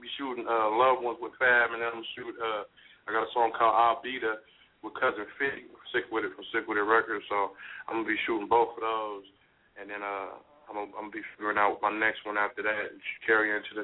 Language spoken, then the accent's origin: English; Oakland, California, United States; moved away; also born or lived in Sacramento / Utah; I was born and raised in East Oakland, you know what I'm saying, East Oakland, California